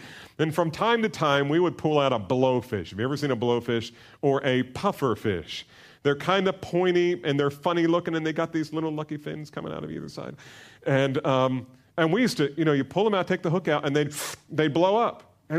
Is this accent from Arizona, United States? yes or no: no; New Jersey, United States; And I grew up in New Jersey, so we'd spend a lot of time at the beach, the Jersey Shore.